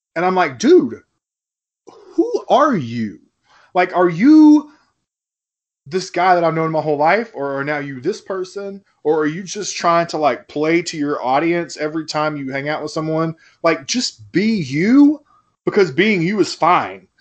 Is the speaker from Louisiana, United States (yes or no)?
no; Fort Smith, Arkansas, United States; also born or lived in Memphis, Tennessee; we went to high school together, and we're both white dudes from Fort Smith, Arkansas